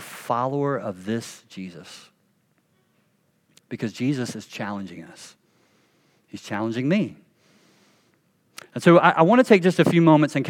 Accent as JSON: {"language": "English", "region": "the South", "country": "United States", "tie": "born or raised there", "said": "I grew up Baptist in the South"}